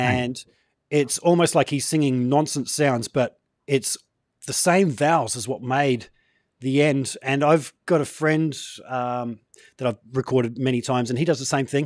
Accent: Gold Coast, Queensland, Australia; I'm from the Gold Coast. Um, yeah. surf life saving was a, a big part of growing up here

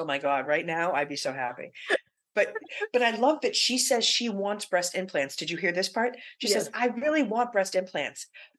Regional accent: Everett, Massachusetts, United States; I grew up in Everett

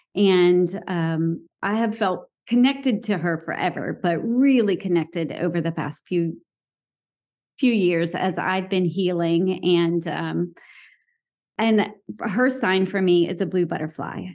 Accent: the South, United States; I grew up in the South.

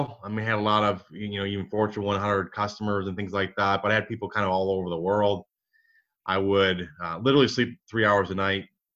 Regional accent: Michigan, United States; now in Dallas, United States; I grew up in Michigan, one of seven kids

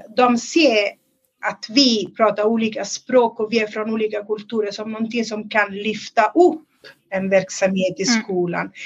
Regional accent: Italy; moved away as an adult; now in Sweden; jag är från Italien. Um, inte från den delen där den där skolan ligger, men det är lite söderut.

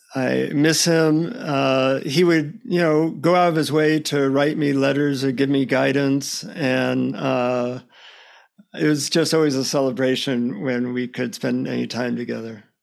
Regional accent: United States; from the United States.

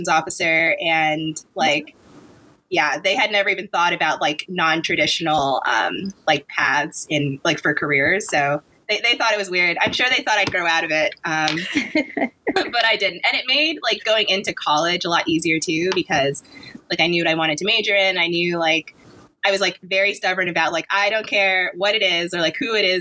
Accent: New York, United States; I grew up in New York

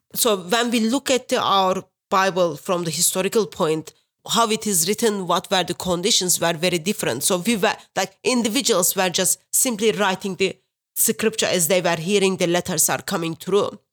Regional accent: Turkey; English is a second language; moved away as an adult; now in England; I am originally from Turkey. Uh, I've been in England over ten years now.

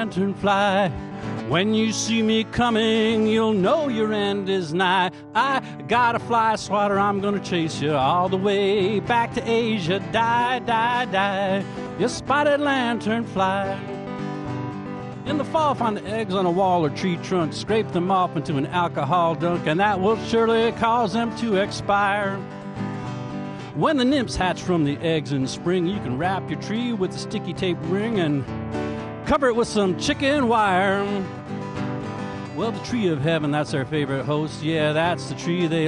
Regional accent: Lawton, Oklahoma, United States; now in Philadelphia, United States; I was born in Lawton, Oklahoma

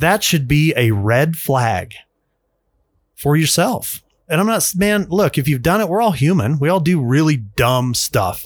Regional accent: United States; as an American male, father, taxpayer, worker

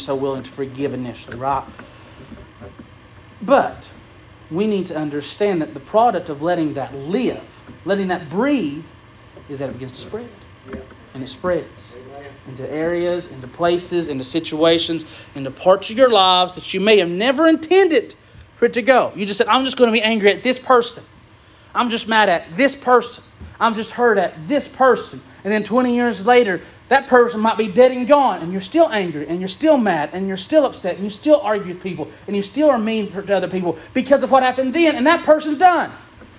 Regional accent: Unicoi County, Tennessee, United States; I grew up in Unicoi County

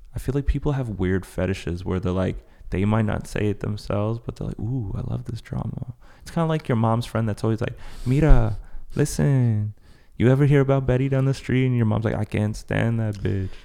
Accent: Paris, Île-de-France, France; moved away; I was, I was born in Paris, so I know that type of, like, Northern French accent

